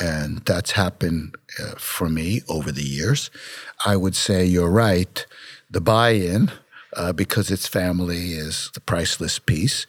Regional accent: New York City, New York, United States; I grew up in Brooklyn, New York

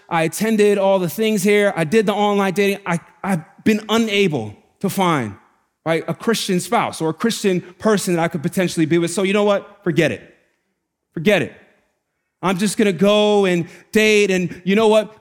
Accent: New York City, New York, United States; Growing up in the Bronx is really hard.

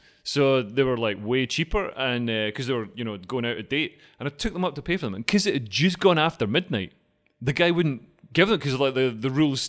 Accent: Scotland, United Kingdom; I'm Scottish.

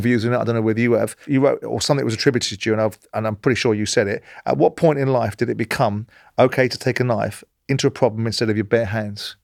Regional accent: London, United Kingdom; I grew up in South London

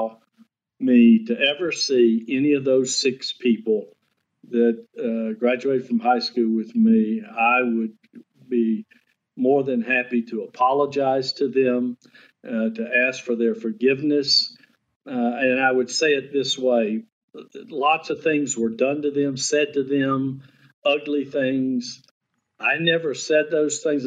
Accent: Baton Rouge, Louisiana, United States; growing up in Baton Rouge, going to an all-white school up until my senior year

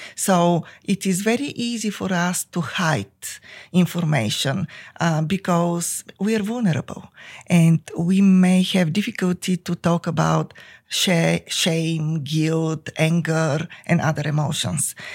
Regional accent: Bulgaria; English is a second language; moved away as an adult; now in United States; I came from Bulgaria with two master's degrees

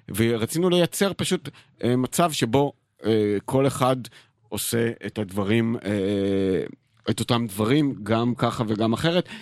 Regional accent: Israel; הבריחה שלי מהקיבוץ

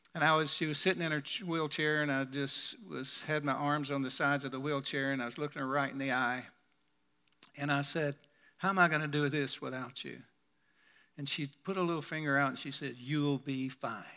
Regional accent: Birmingham, Alabama, United States; my hometown in Birmingham

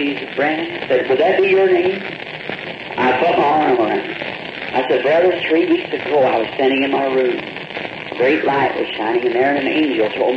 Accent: the South, United States; also born or lived in Indiana; now in Jeffersonville, Indiana, United States; I'm from the South

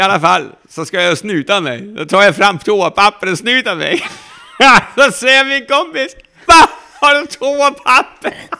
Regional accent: Denmark; Norwegian is a second language; moved away as an adult; now in Sweden; jeg er jo fra Danmark

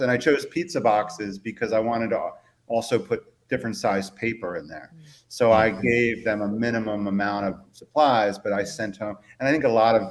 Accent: Ellicott City, Maryland, United States; also born or lived in Baltimore / Eastern Shore, Maryland; I lived first 20 years or so of my life in Ellicott City

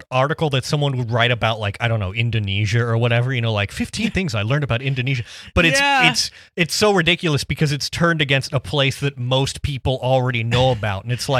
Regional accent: New York, United States; as a New Yorker, I always thought of the Midwest as a region bombarded by winter storms and freezing temperatures.

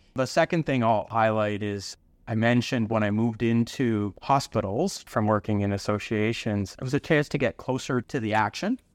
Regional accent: London, Ontario, Canada; now in Hamilton, Canada; I was born in London, Ontario, so just down the road from where I am now in Hamilton.

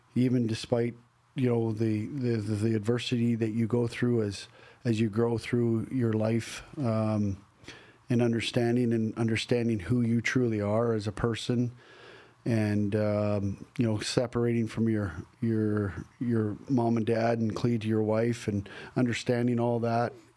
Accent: Banff, Alberta, Canada; now in Nashville, United States; growing up in Banff

